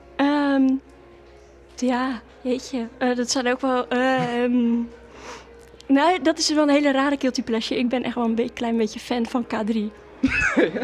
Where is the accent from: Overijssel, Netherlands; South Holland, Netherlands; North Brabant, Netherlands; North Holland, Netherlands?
South Holland, Netherlands; Waddinxveen; now in Gouda, Netherlands; toen ik jong was altijd in Wanniksveen gewoond